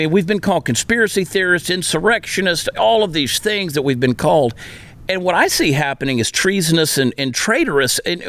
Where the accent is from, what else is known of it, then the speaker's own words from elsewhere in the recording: Texas, United States; I have some strong feelings as a Texan.